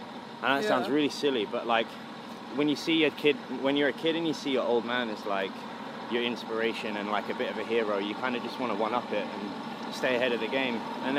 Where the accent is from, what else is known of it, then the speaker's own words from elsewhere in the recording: London, United Kingdom; I was born in West London in a place called Ealing. I spent 14 years there, and then I just sort of moved around because of touring